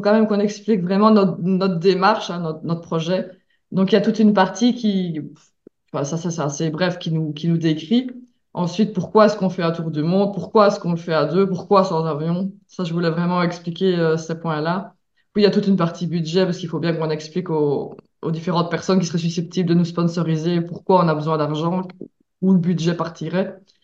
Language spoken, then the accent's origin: French; Belgium; also born or lived in Mexico; je viens de Belgique